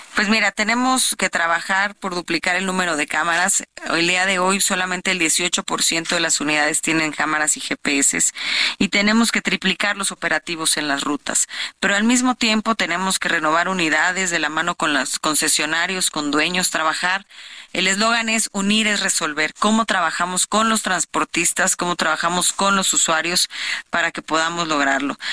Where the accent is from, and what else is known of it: State of Mexico, Mexico; born or raised there